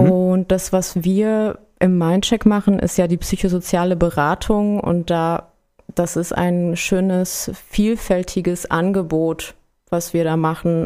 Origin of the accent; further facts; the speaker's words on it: Berlin, Germany; moved away as an adult; now in Frankfurt, Germany; ich bin in Berlin aufgewachsen